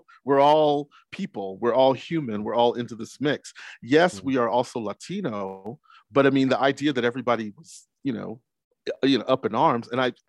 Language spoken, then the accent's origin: English; Trinidad & Tobago; From Trinidad. We're Trinidad, man.